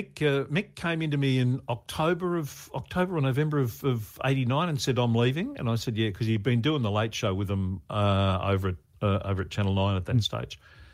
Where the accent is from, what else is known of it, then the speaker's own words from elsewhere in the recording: Brisbane, Queensland, Australia; also born or lived in Melbourne; In Brisbane. When I was growing up, I was born in Melbourne, but we moved to Queensland